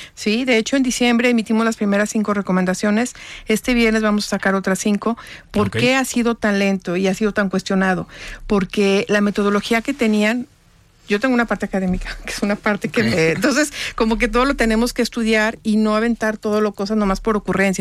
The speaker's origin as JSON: {"language": "Spanish", "region": "Guanajuato", "country": "Mexico", "also_born_or_lived": "Jalisco", "moved": "as an adult", "lives_now": "Guadalajara, Mexico", "said": "Yo no soy de Jalisco, yo soy de Guanajuato. Yo me vine a estudiar aquí"}